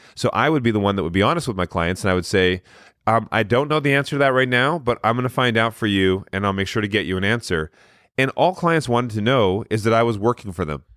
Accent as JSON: {"language": "English", "country": "Canada", "tie": "born or raised there", "said": "we grew up in Canada"}